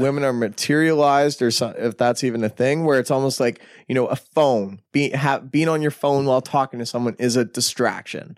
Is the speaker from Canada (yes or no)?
yes; Canada; We're Canadian.